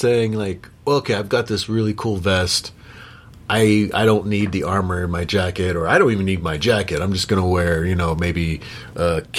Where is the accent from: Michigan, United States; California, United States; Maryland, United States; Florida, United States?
California, United States; now in Utah, United States; I'm from California. I live in Utah now.